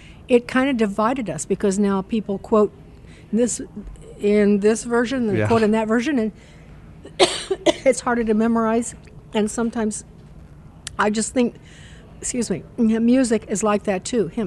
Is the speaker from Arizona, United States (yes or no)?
no; Chicago, Illinois, United States; moved away; also born or lived in Virginia; We're from Chicago